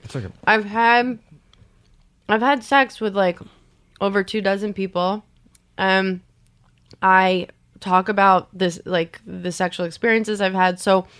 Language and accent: English; Long Island, New York, United States; I'm from Long Island. Like, I don't know if you have Long Island pride. I don't. Like, I shit on Long Island every chance I get.